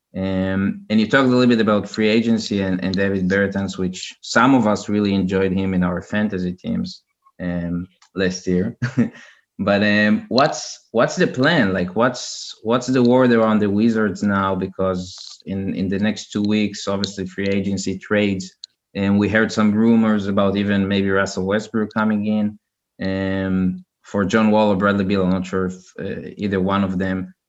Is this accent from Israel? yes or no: yes; Israel; I'm from Israel